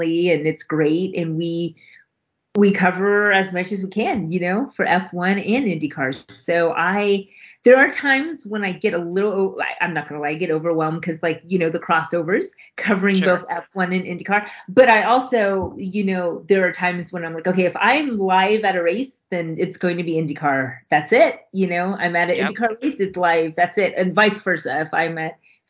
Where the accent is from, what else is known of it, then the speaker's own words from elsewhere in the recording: United States; I'm Mexican American, but I my Spanish is horrible. I know enough to get by just a little bit. I should know Spanish, but I just never grew. Because I was born here